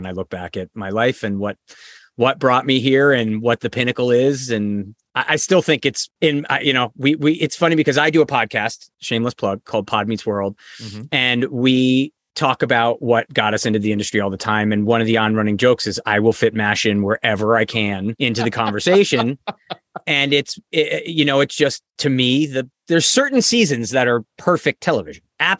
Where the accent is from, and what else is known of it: Avon, Connecticut, United States; born or raised there; also born or lived in Newington, Connecticut